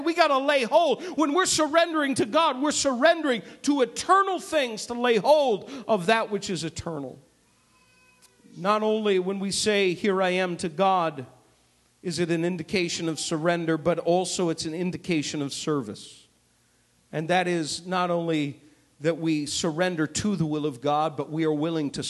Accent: New England, United States; moved away as an adult; now in Chicago, United States; I'm a New Englander, folks. I'm not a Midwesterner. I wasn't born here. I wasn't raised here

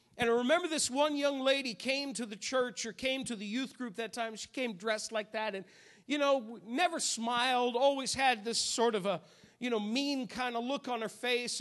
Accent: New England, United States; moved away; I grew up in New England

